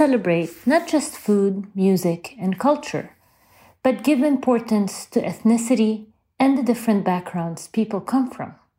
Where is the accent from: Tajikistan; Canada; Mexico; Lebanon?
Lebanon; Born and raised in Lebanon